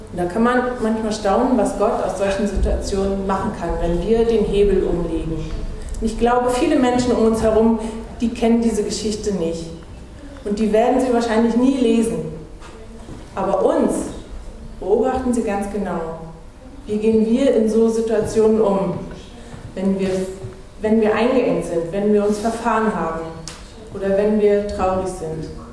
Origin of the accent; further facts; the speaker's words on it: Anklam, Mecklenburg-Vorpommern, Germany; moved away; ich komme ja aus Anklam, in der landeskirchlichen Gemeinschaft hatten wir einen Prediger